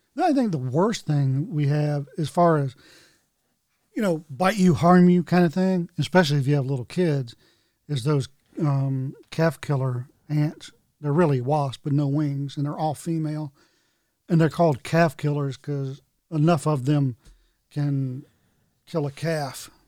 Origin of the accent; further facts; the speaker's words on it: North Carolina, United States; I had growing up in North Carolina